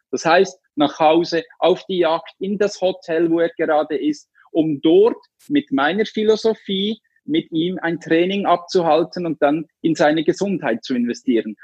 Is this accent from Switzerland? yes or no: yes; Switzerland; ich komme aus der Schweiz.